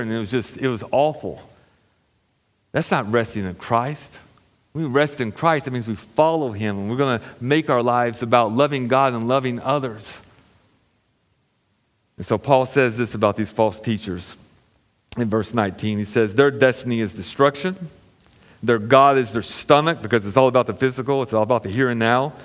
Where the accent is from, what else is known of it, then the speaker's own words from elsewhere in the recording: United States; I'm an American citizen